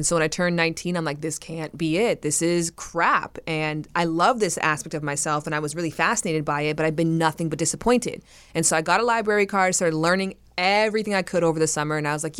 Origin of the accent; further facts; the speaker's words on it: Canada; I'm from Canada.